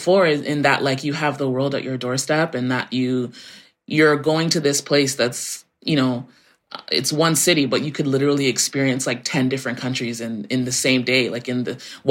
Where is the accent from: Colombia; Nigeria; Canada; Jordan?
Canada; Toronto, Ontario; I was born and raised in Toronto. I lived like, you know, in the suburbs of Toronto for a little bit, maybe like 20 minutes out for a couple of years of my childhood. But yeah, I was pretty much born and raised in the city.